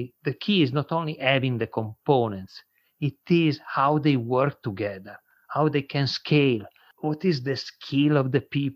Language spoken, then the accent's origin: English; Italy; accent: not American; English is a second language; moved away as an adult; now in United States; my accent is a little bit not American, I'm Italian. I came to the United States 20 years ago.